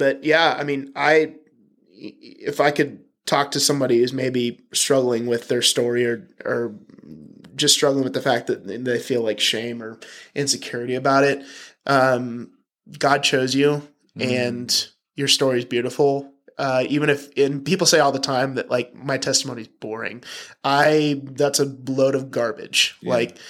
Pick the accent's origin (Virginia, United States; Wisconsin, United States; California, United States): Virginia, United States; born there; But yeah, adopted from birth. I was born in Virginia.